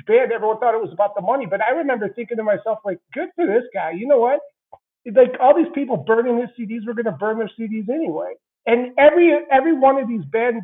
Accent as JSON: {"language": "English", "area": "about an hour west of Vail", "region": "Colorado", "country": "United States", "tie": "born or raised there", "also_born_or_lived": "Santa Barbara, California / Denver", "said": "My hometown's about an hour west of Vail, which is where James lives, and it's about 45 minutes from Aspen. So I kind of just through default, I grew up knowing a lot of celebrities anyway"}